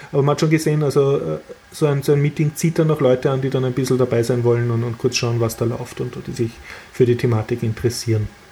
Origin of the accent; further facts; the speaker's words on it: Austria; als Österreicher